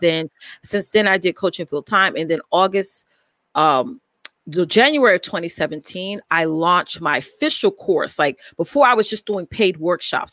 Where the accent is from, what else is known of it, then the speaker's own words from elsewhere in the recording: New York, United States; I am from New York, uh, born and raised here in New York.